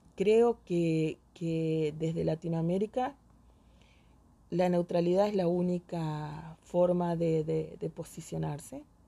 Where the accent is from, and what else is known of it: Argentina